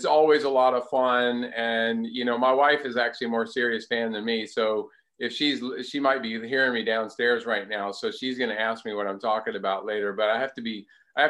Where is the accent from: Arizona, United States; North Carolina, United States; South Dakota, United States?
North Carolina, United States; Durham; moved away as an adult; also born or lived in Seattle, Washington; I lived primarily with my mother and my stepdad here in Durham, North Carolina, out in the country, like out in the sticks